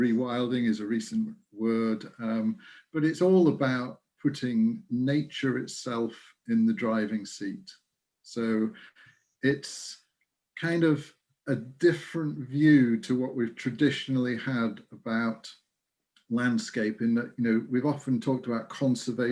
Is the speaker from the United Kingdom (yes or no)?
yes; Lincolnshire, East Midlands, United Kingdom; now in Kincraig, United Kingdom; I'm originally from Lincolnshire. It's where I was born and grew up.